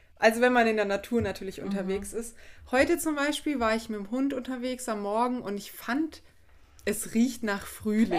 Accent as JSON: {"language": "German", "area": "Black Forest", "region": "Baden-Württemberg", "country": "Germany", "said": "ich komme ja aus dem Schwarzwald"}